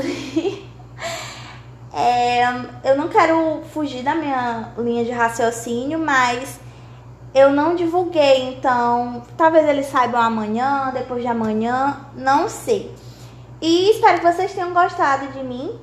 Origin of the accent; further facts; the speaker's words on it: Dom Pedro, Maranhão, Brazil; moved away as an adult; now in Teresina, Brazil; sou natural do Maranhão, de Dom Pedro Maranhão, porém atualmente por causa de estudos estou em Teresina, no Piauí